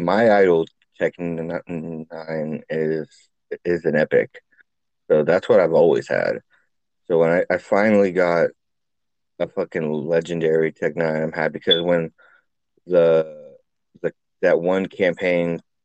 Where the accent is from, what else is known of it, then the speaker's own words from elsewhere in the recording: California, United States; moved away; I'm from Cali